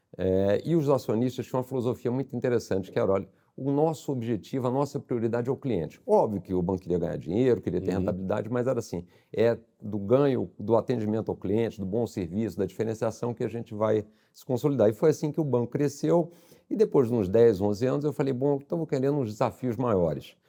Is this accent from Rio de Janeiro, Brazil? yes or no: yes; Rio de Janeiro, Brazil; accent: carioca; also born or lived in São Paulo; sou carioca, dá para ver pelo, pelo sotaque